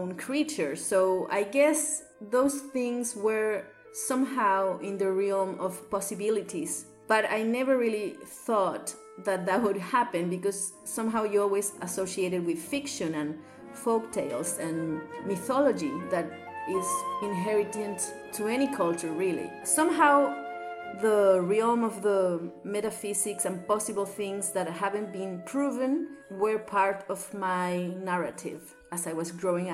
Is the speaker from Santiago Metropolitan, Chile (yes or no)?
yes; Santiago, Santiago Metropolitan, Chile; English is a second language; I am a South American girl, as you can perhaps tell by my accent. I was born and raised in Chile.